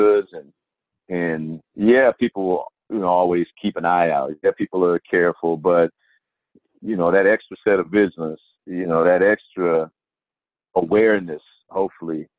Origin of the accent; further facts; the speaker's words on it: Houston, Texas, United States; when I was growing up, and I'm from Houston, but as a kid back in the 70s